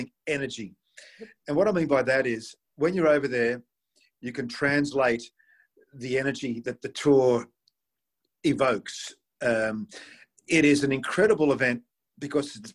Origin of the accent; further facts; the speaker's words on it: Sydney, New South Wales, Australia; in my home country, in my home city